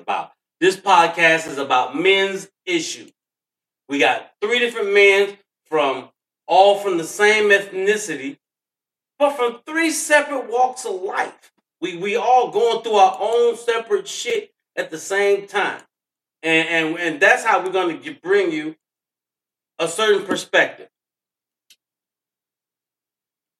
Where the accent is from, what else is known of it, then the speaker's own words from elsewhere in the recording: Chicago, Illinois, United States; Born and raised in Chicago